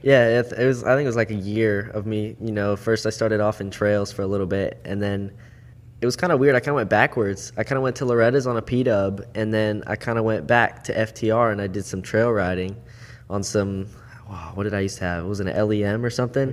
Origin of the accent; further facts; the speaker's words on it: Port St. Lucie, Florida, United States; also born or lived in Jupiter, Florida / Okeechobee, Florida; Born and raised South Florida.